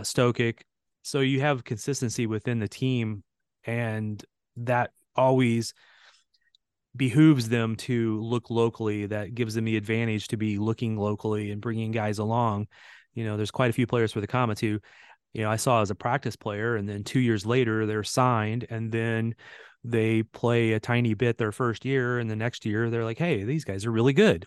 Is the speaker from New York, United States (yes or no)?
no; St. Louis, Missouri, United States; I grew up in Saint Louis, and I actually played against some of those guys in youth soccer.